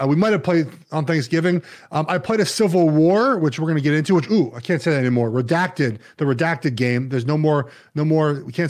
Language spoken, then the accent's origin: English; Los Angeles, California, United States; I grew up in Los Angeles.